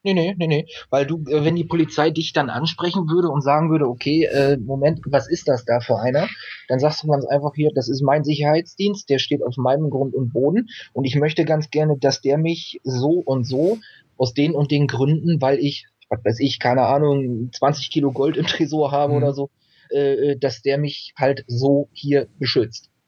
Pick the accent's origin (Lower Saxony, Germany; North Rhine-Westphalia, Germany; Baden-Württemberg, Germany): Lower Saxony, Germany; East Frisia; moved away as an adult; now in Emsland, Germany; ich bin in Ostfriesland gestor-, äh, äh, geboren, bin da aufgewachsen